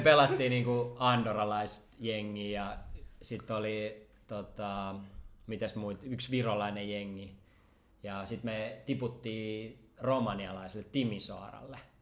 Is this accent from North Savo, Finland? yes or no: no; Helsinki, Uusimaa, Finland; kun mä olin niinku stadilainen junnu